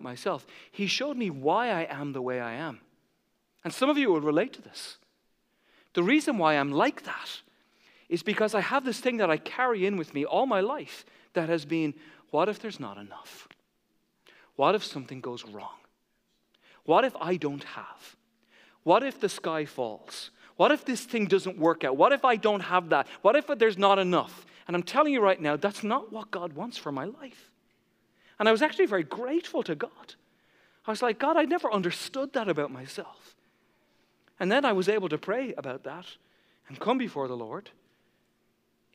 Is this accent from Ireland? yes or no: yes; Ireland; I grew up in the Catholic Church. And in Ireland, when you make your first Holy Communion, you visit every neighbor